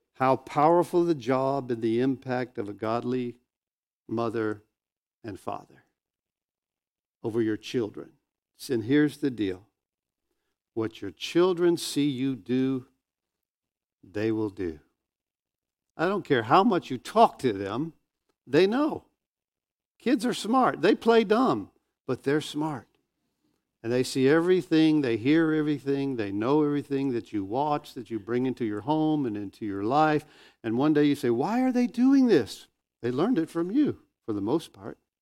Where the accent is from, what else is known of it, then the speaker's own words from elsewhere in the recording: Northwest Florida, United States; I grew up in Northwest Florida. This is my hometown